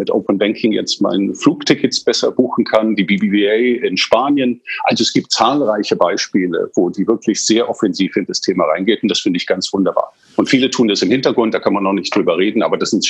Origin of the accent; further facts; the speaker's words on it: England, United Kingdom; Also ich bin in England aufgewachsen